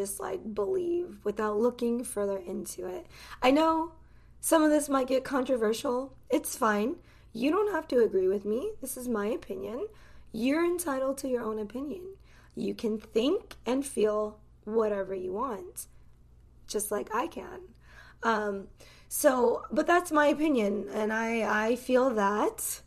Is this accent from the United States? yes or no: yes; United States; I grew up in this country. That's all that I know. I've never lived in any other country. I am American to the core.